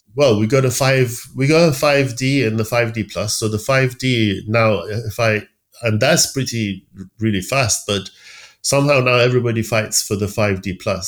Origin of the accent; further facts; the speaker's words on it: Tehran, Tehran Province, Iran; moved away as an adult; also born or lived in Sheffield, United Kingdom / London, United Kingdom; now in United Kingdom; I was around nine that my dad found a, a job in an American company in uh, Tehran